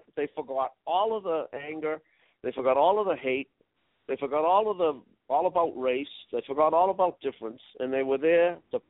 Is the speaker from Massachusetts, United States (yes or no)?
yes; Roxbury, Massachusetts, United States; especially for a kid growing up in Roxbury